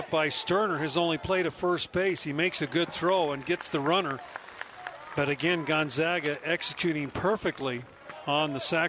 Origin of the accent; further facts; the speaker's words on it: Paducah, Kentucky, United States; I was born in Paducah, Kentucky, which is across the river from Metropolis, okay. Illinois.